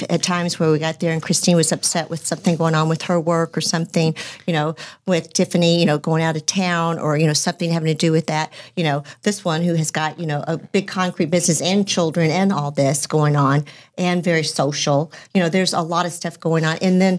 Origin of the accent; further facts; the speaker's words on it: Garland, Texas, United States; also born or lived in Dallas, Texas; I was raised in Garland, Texas.